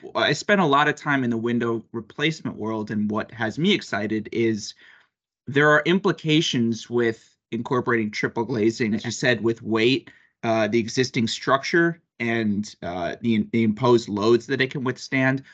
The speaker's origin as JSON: {"language": "English", "region": "New York", "country": "United States", "said": "I'm obviously from New York and I'm I'm in Boston"}